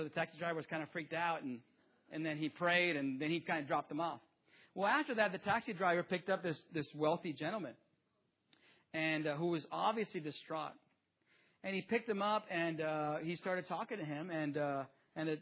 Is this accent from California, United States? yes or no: yes; Mecca, California, United States; also born or lived in Jiquilpan, Mexico; growing up in the metropolis of seven streets, one stoplight in Mecca, California, in the east part of the Coachella Valley, back before Coachella was Coachella. I grew up there